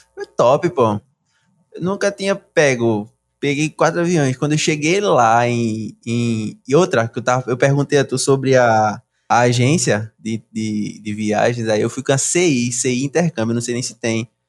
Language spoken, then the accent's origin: Portuguese; Brazil; now in Canada; Sou do Brasil.